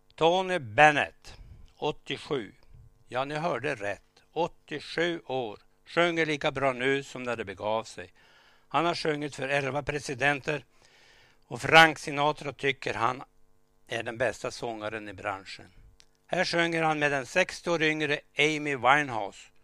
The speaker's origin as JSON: {"language": "Swedish", "town": "Vilhelmina", "region": "Västerbotten County", "country": "Sweden", "tie": "born or raised there", "said": "själv växte jag upp i Vilhelmina"}